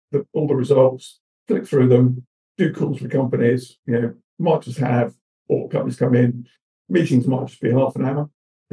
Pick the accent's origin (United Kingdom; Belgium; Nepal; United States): United Kingdom; Bristol, South West England; accent: Bristol; my Bristol cup accent